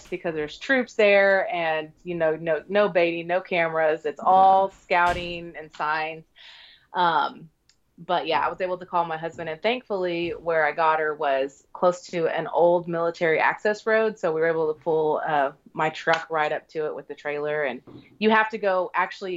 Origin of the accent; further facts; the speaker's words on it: Oklahoma, United States; moved away as an adult; So we're from Oklahoma originally, and then my husband joined the military after we were married, and then we've kind of been all over the U.S., but we're back in our home state currently